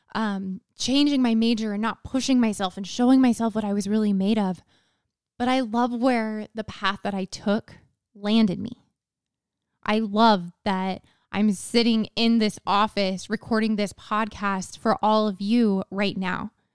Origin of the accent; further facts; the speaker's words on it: Texas, United States; moved away as an adult; also born or lived in Utah; I grew up in Texas. So I went to high school in Texas